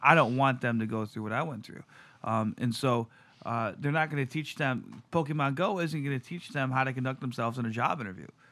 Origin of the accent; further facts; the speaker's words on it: Detroit, Michigan, United States; as a kid growing up in Detroit in the nineties